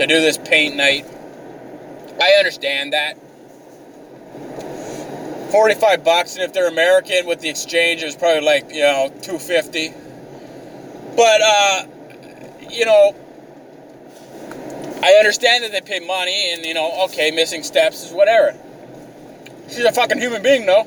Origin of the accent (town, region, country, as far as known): Canada